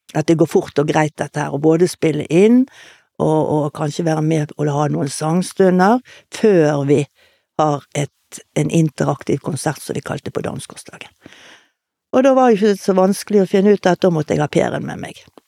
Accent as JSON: {"language": "Norwegian", "town": "Bergen", "region": "Vestland", "country": "Norway", "tie": "born or raised there", "also_born_or_lived": "Tromsø / Laksevåg", "said": "født og oppvokst i Åsane"}